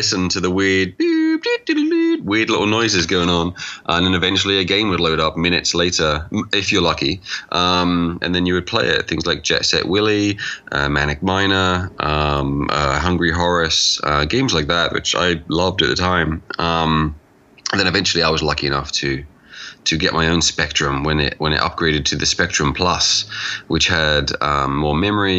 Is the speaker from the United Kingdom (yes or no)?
yes; England, United Kingdom; I'm from England